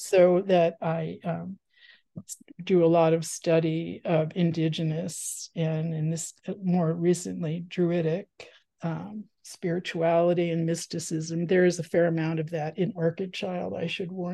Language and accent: English; the New York suburbs, United States; also born or lived in Washington, District of Columbia, United States / Los Angeles / San Francisco Bay Area; now in Ashland, Oregon, United States; I grew up in the New York suburbs, and then I lived in DC and LA, and as I said, the Bay Area